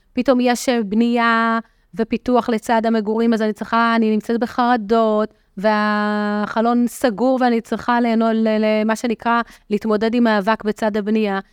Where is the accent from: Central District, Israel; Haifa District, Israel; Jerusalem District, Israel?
Central District, Israel; Petah Tikva; now in Rosh HaAyin, Israel; גדלתי בעיר פתח תקווה